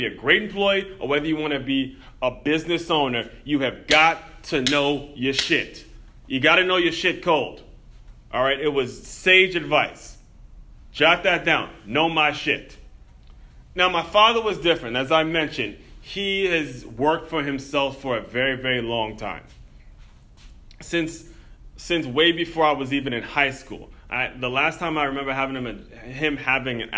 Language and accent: English; Maryland, United States; I grew up in Maryland